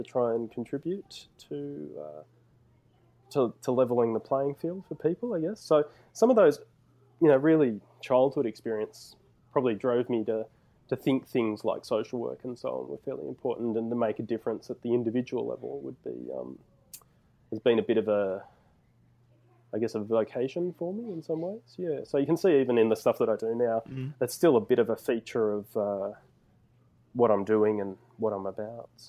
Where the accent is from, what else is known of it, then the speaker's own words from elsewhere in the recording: Bourke, New South Wales, Australia; I spent a fair chunk of my childhood growing up in Bourke, which is a rural community in sort of far west New South Wales.